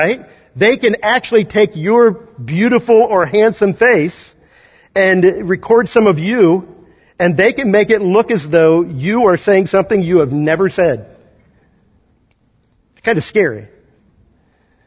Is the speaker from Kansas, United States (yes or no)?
yes; Kansas, United States; moved away; I grew up in Kansas